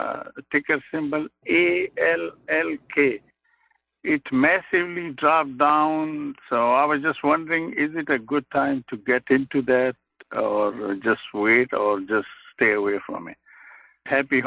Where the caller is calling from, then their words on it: Pleasanton, California, United States; I'm calling from Pleasanton.